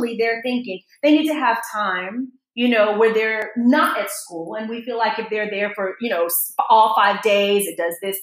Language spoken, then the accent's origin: English; United States; I'm so American in my mindset